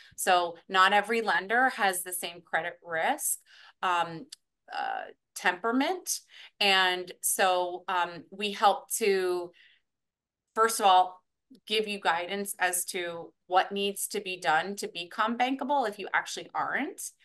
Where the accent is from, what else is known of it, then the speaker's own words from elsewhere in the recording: New York, United States; was born in New York